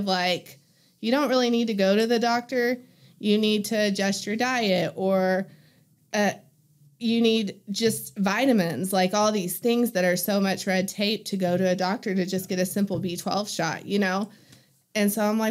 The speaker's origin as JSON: {"language": "English", "town": "Hobbs", "region": "New Mexico", "country": "United States", "tie": "born or raised there", "moved": "as an adult", "lives_now": "Greenwood, United States", "said": "I grew up in Hobbs"}